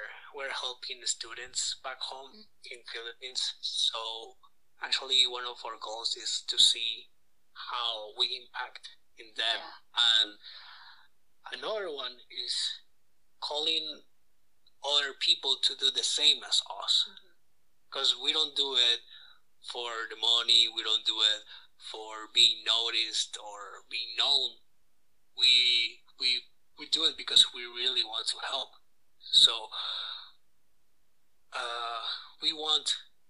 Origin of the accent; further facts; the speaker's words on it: Nicaragua; moved away as an adult; now in Calgary, Canada; I'm from Nicaragua, and technically all my life I've been living there around 17 years